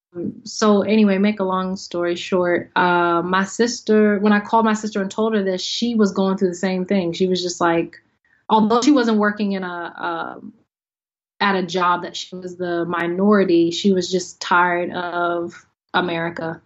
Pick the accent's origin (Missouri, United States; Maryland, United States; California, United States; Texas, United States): Maryland, United States; Howard County; moved away as an adult; also born or lived in Washington, D.C. / New York / Los Angeles; I am from well, born in D.C., raised in Howard County, maybe 40 minutes outside of D.C.